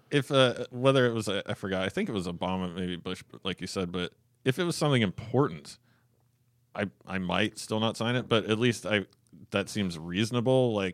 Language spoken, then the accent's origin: English; Canada; well, I am a Canadian tranny.